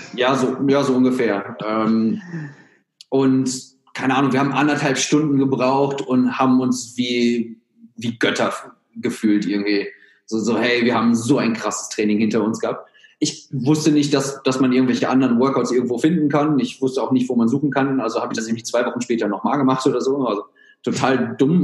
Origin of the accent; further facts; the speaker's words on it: Germany; moved away as an adult; also born or lived in United States / Australia; ich bin gebürtiger Deutscher